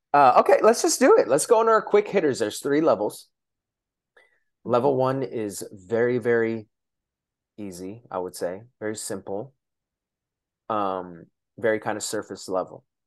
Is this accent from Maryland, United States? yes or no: no; Shoreline, Washington, United States; I'm from Shoreline, which is close